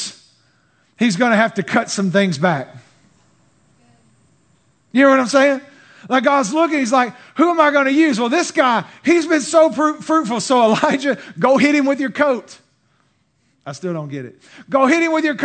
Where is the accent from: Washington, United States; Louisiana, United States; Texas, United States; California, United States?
Texas, United States; I'm Texan